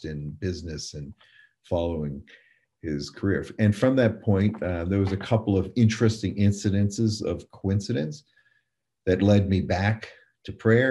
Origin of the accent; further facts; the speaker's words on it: Portland, Maine, United States; now in North Carolina, United States; I grew up in Portland, Maine, New Englander, that now lives in North Carolina